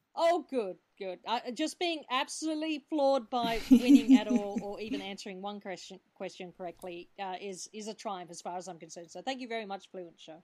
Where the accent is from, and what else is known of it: Perth, Western Australia, Australia; born or raised there